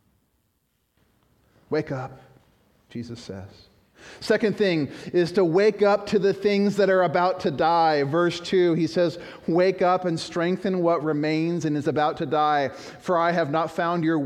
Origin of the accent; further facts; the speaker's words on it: Chicago, Illinois, United States; I was born in Chicago.